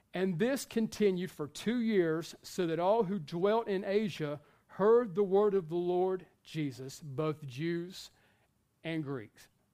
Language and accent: English; the South, United States; we are from the South